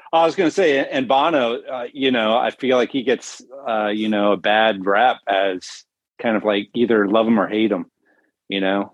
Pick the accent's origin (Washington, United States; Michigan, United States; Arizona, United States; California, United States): California, United States; San Diego; now in Las Vegas, United States; I'm from San Diego.